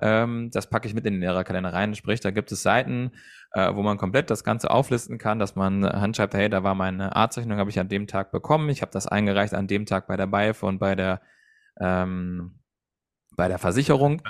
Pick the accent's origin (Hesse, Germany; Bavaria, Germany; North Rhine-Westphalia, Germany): Hesse, Germany; bei uns in Hessen